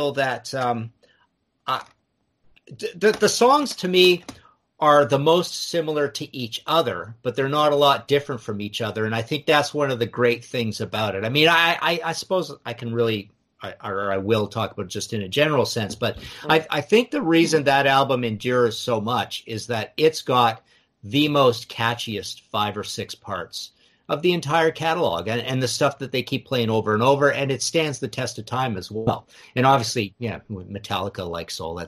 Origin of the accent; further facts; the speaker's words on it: Trail, British Columbia, Canada; I was born in Trail, British Columbia